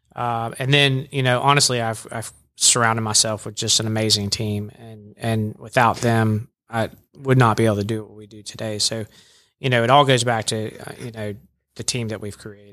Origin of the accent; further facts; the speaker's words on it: Jacksonville, Florida, United States; also born or lived in Birmingham, Alabama; now in Rome, Georgia, United States; I'm originally from Jacksonville, Florida